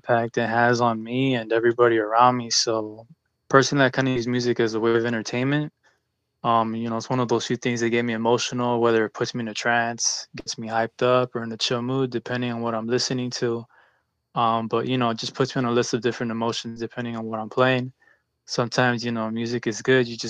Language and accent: English; Pomona, California, United States; also born or lived in Santa Ana, Orange County, California; born in Orange County in the city of Santa Ana, but I moved out over here in Moncrief, Pomona. Pretty much grew up here my entire life